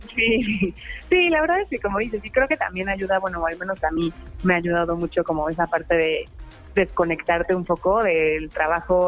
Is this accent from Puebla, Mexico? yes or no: yes; Puebla, Mexico; soy de aquí de Puebla